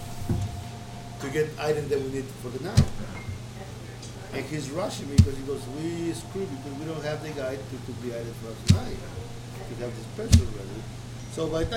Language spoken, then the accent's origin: English; Mexico City, Mexico; also born or lived in Oaxaca / Carmel, New York; now in Chicago, United States; But I grew up in Mexico City.